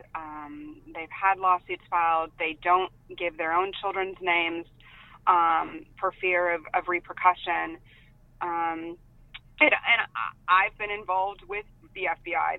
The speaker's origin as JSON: {"language": "English", "town": "San Diego", "region": "California", "country": "United States", "said": "I'm from San Diego, California."}